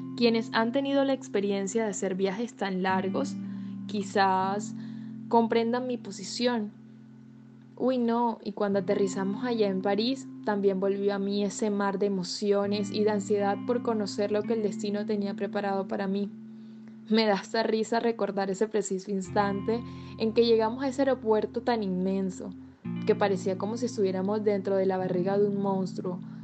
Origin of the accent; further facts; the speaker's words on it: Barranquilla, Atlántico, Colombia; moved away as an adult; now in France; soy de Barranquilla, una ciudad extremadamente acogedora, a la cual anhelo regresar muy pronto